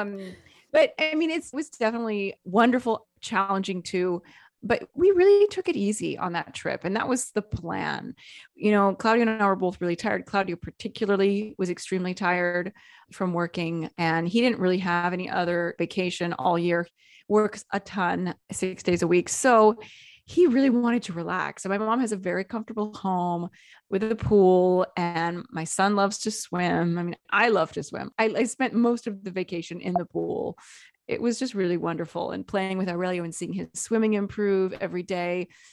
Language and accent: English; Seattle, Washington, United States; moved away; I'm from Seattle